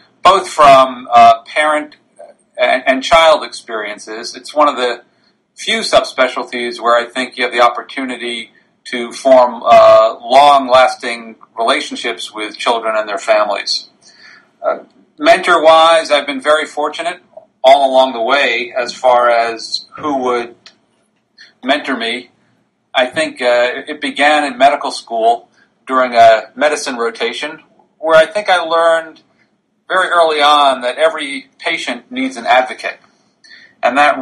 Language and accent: English; near the Connecticut border, New York, United States; moved away as an adult; now in Philadelphia, United States; I grew up in New York, just on the Connecticut border